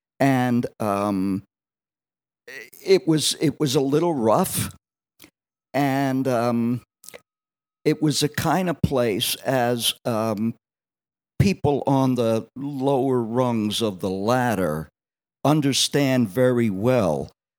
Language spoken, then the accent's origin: English; Wildwood, New Jersey, United States; Well, I was born and bread and buttered, as they say, in a resort town at the southern end of New Jersey called Wildwood.